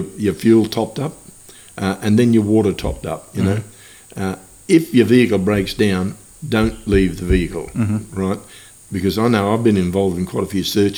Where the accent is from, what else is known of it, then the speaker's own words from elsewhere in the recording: Cairns, Queensland, Australia; I grew up in Cairns when I was a kid